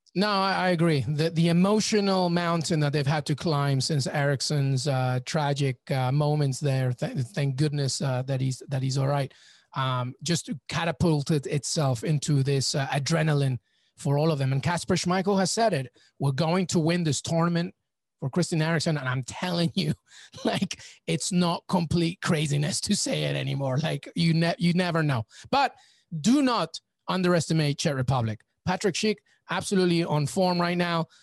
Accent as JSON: {"language": "English", "region": "England", "country": "United Kingdom", "tie": "born or raised there", "also_born_or_lived": "Peru", "said": "I'm Peruvian, but I grew up in England."}